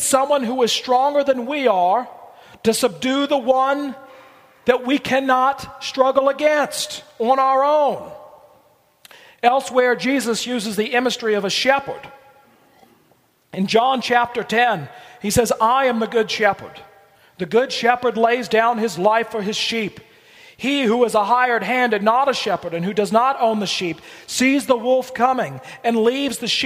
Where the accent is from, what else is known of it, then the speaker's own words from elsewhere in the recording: Blue Ridge Mountains, Virginia, United States; where I grew up in Virginia in the Blue Ridge Mountains